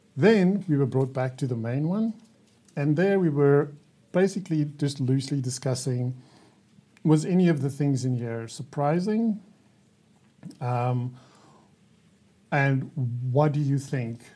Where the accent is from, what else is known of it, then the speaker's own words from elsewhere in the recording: South Africa; I'm from South Africa.